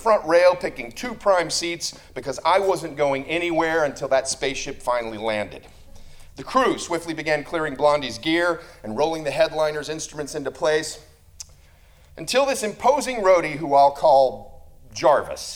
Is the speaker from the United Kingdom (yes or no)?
no; Tulsa, Oklahoma, United States; I was a 12-year-old boy growing up in Tulsa, Oklahoma